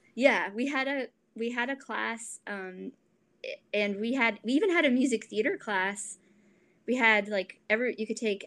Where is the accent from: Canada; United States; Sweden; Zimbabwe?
United States; Columbia, Maryland; I'm originally from Columbia, Maryland